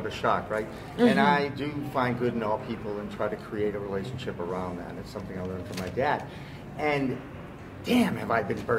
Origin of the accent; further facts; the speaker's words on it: Massachusetts, United States; my home state of Massachusetts